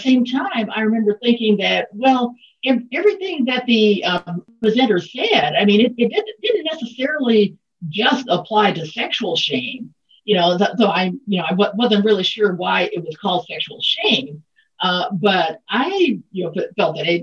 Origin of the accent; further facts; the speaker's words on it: Mississippi, United States; born and raised in Mississippi